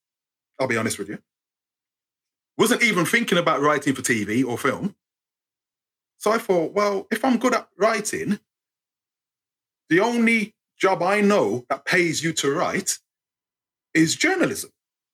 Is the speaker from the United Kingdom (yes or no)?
yes; England, United Kingdom; all I heard was … I'm from England. And I'm thinking, oh my gosh, that's my voice.